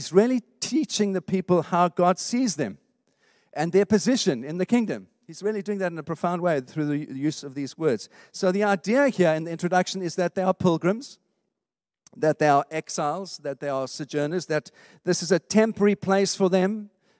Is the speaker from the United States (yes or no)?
no; South Africa; now in United Kingdom; When I grew up in South Africa, I never felt like I belonged there. Never. I'm not being unpatriotic. I just never felt it was my home. And you know what? I've been living here in the UK for 20 years